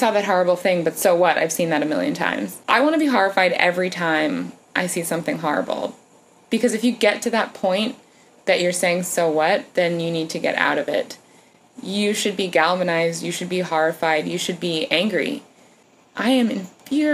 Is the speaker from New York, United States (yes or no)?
yes; New York, United States; I'm a New Yorker